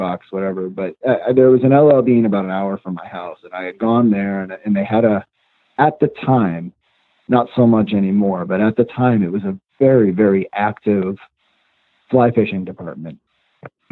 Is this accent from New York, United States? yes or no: yes; upstate New York, United States; also born or lived in Long Island, New York; when we were growing up, we moved from Long Island to upstate New York. And one of the first places that we lived was way out in the country.